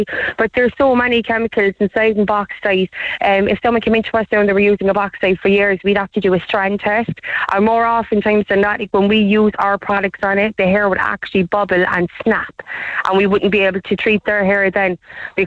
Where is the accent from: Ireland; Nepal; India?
Ireland; Cork, Munster; I'm from Hollyhill